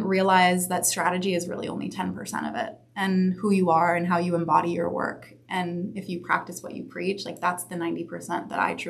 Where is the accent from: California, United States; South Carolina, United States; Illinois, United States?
California, United States; Santa Monica; also born or lived in San Diego; So I was born and raised in Santa Monica, right actually down the street at Johns Hopkins.